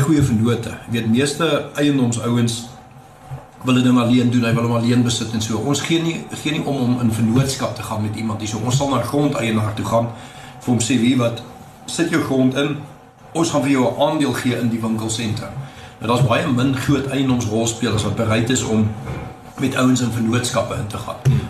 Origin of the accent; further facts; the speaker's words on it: Pretoria, Gauteng, South Africa; also born or lived in Stellenbosch; My pa was by die universiteit betrokke tot ek so 7, 8 was en toe sy by Tikkies aangestel en toe het ons Pretoria toe getrek en van toe af bly ek in Pretoria